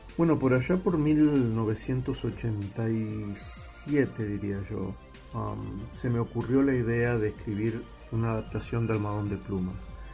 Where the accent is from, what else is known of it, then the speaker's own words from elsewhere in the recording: Uruguay; moved away as an adult; me fui de, Uruguay y me fui de Latinoamérica hace más de 20 años.